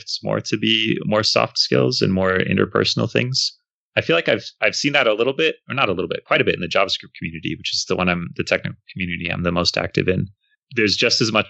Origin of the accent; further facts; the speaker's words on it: United States; I'm American, grew up in the United States. I've lived outside the US, but not for most of my life.